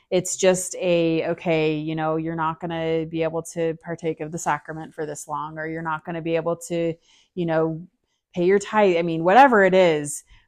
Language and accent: English; Salt Lake City, Utah, United States; From Salt Lake City, Utah